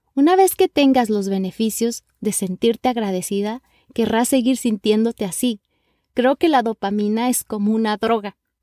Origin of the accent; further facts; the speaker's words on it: Mexico; now in Los Angeles, United States; Soy una mexicana viviendo en la ciudad de Los Ángeles, California